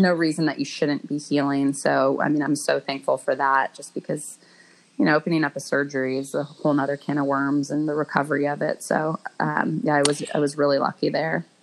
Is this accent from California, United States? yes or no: yes; Bay Area, Northern California, United States; I grew up in the Bay Area, in Northern California